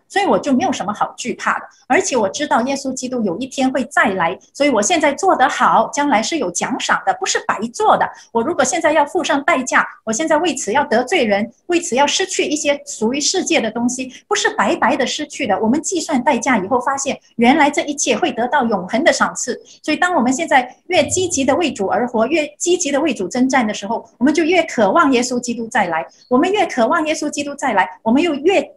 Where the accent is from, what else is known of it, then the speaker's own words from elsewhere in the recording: China; moved away; 我小时候在中国生活